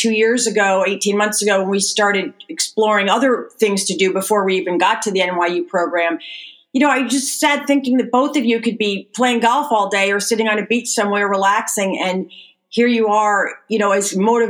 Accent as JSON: {"language": "English", "country": "United States", "tie": "born or raised there", "said": "I grew up right outside of New York City"}